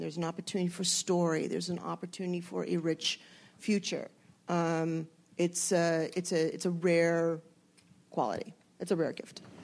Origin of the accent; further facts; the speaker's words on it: Los Angeles, California, United States; I grew up in the San Fernando Valley